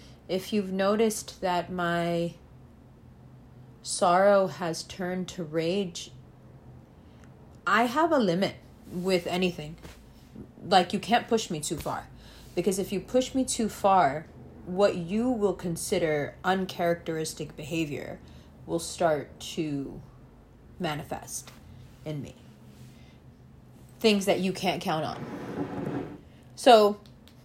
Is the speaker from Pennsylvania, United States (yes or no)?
no; New York City, New York, United States; born or raised there; also born or lived in Pakistan